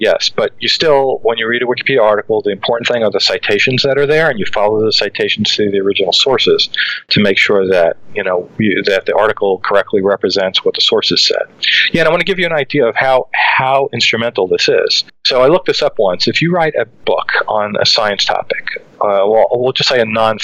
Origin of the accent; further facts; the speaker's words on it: New York City, New York, United States; Growing up in Brooklyn